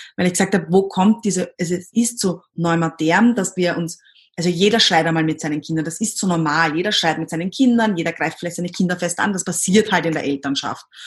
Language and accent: German; Austria; accent: Austrian dialect; also born or lived in Himberg, near Vienna; ich komme aus Österreich, wie man wahrscheinlich bei, meiner, bei meinem Dialekt hört